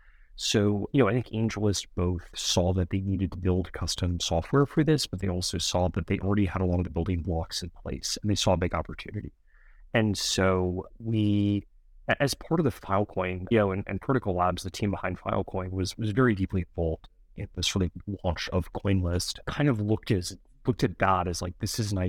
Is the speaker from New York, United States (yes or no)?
yes; New York City, New York, United States; I grew up in New York City in Manhattan.